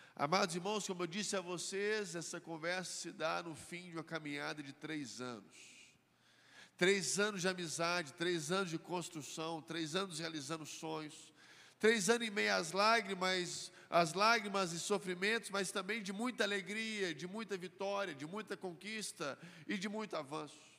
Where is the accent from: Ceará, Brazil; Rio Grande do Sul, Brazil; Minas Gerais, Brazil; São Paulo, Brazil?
Minas Gerais, Brazil; Belo Horizonte; Eu cresci aqui em Belo Horizonte